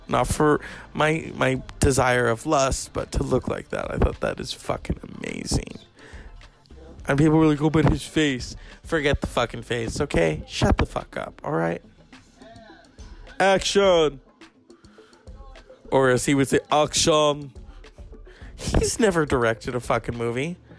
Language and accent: English; California, United States; I'm from California